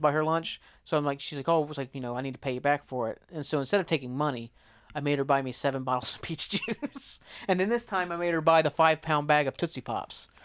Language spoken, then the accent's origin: English; McDermott, Ohio, United States; I was from McDermott. I never really went to Portsmouth or anything until I started going to college